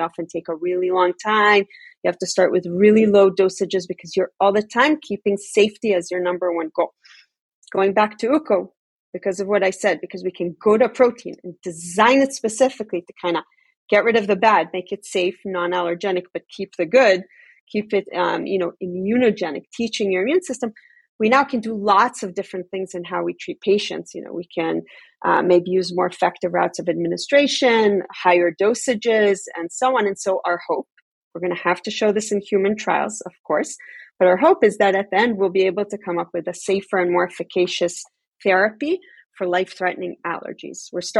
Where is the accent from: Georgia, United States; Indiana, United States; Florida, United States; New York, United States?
New York, United States; also born or lived in Tel Aviv, Israel; You know, I grew up in New York and in Tel Aviv. Never had a kid in my class with a peanut allergy or some other sensitivity.